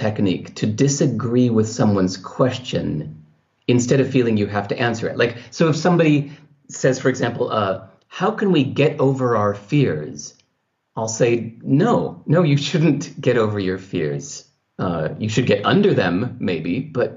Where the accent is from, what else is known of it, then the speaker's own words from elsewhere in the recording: California, United States; the culture I grew up in California